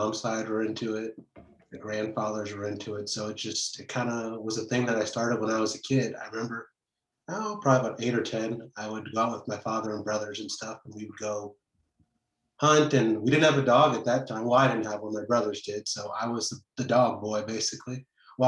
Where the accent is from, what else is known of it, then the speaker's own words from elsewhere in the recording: Fremont, Nebraska, United States; also born or lived in Chicago; now in Kansas City, United States; I grew up in Fremont, Nebraska